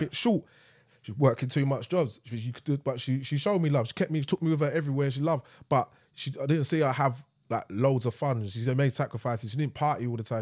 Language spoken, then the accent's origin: English; London, United Kingdom; we're from East, but she's dragged me all the way to Brixton